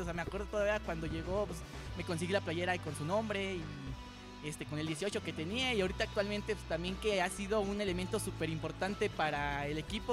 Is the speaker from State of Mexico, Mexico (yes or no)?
yes; Toluca, State of Mexico, Mexico; soy de aquí de Toluca